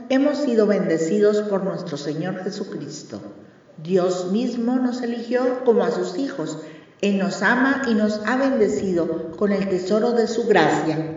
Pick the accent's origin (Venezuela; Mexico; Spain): Mexico; Hola amigos … autora mexicana con más de 20 años en cuentos que promueven la moral de vida.